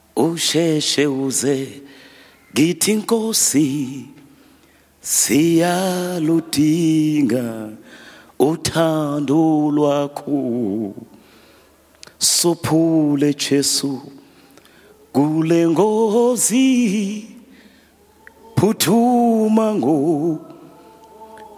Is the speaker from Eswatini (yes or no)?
yes; Eswatini; we are coming with from Swaziland